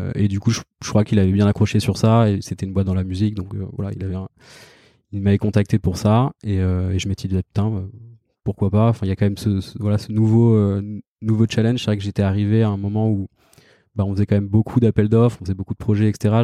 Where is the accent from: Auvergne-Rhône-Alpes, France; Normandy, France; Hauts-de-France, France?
Normandy, France; Caen; moved away as an adult; now in Paris, France; je suis né en Normandie, à Caen